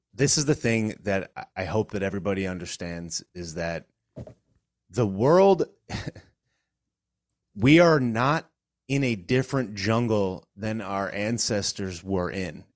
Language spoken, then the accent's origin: English; Connecticut, United States; moved away as an adult; now in Florida, United States; I was born and raised in Connecticut